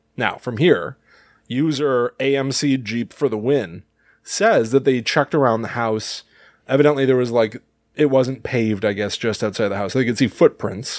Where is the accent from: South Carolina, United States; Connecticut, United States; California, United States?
Connecticut, United States; We grew up, obviously, in the Northeast U S. I, I've always felt like, you know, we came from Connecticut